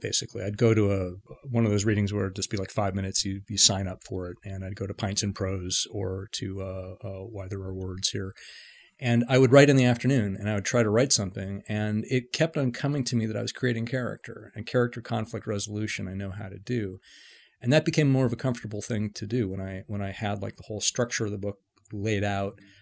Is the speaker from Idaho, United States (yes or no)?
no; San Francisco, California, United States; I grew up in San Francisco, uh, you know, in, in the mid-seventies